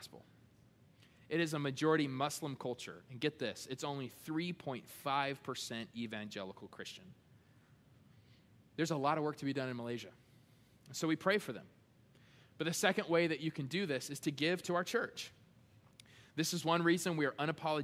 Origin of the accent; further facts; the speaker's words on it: United States; being American